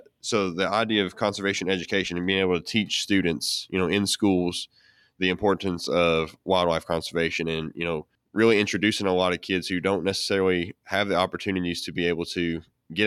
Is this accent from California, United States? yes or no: no; Kentucky, United States; I'm from Kentucky